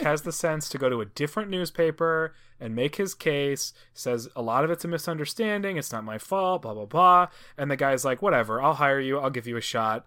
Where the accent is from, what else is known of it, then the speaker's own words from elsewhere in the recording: Cleveland, Ohio, United States; my hometown of Cleveland.